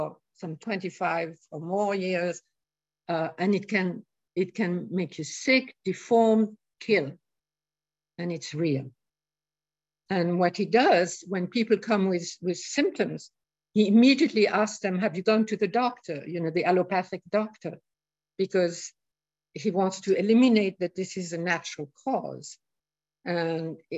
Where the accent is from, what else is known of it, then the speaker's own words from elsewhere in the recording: Morocco; moved away; also born or lived in India; I grew up in Morocco, I lived in India for years